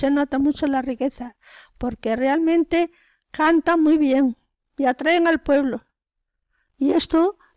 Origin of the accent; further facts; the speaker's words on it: Spain; Somos cuatro españolas.